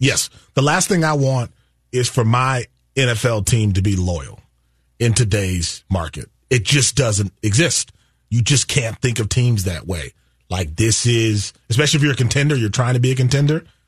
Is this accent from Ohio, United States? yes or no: no; Wisconsin, United States; moved away as an adult; I come from Wisconsin